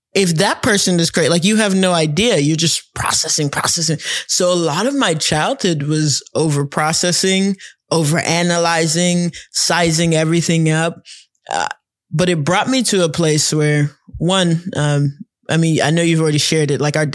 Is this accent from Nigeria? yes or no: yes; Nigeria; We grew up, I mean, we had a funny childhood. I don't think it's one of these weird things because we're Nigerian.